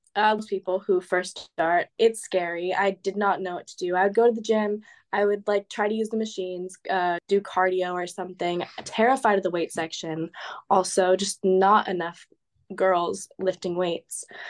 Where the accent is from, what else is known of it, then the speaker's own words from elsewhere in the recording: California, United States; moved away as an adult; now in Amsterdam, Netherlands; I'm from California, and I'm going to school in Amsterdam